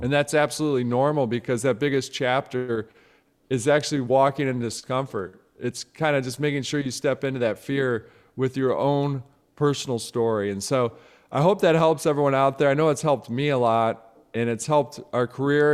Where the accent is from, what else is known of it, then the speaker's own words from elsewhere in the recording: Midwest, United States; I'm from the Midwest, I'm from the Midwest